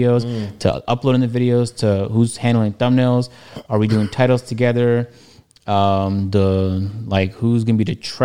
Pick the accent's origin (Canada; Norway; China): Canada; Toronto, Ontario; moved away